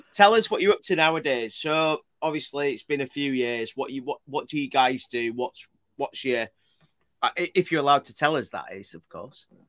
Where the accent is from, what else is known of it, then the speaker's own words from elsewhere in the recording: Leeds, Yorkshire and the Humber, United Kingdom; I'm from Leeds. i have not even got any Bradford